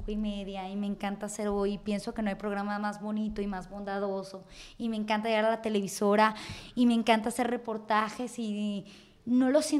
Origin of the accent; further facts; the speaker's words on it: Mexico; de herencia hereditario que que uno como mexicano, uno creció con esa televisión, uno le dedicó eso.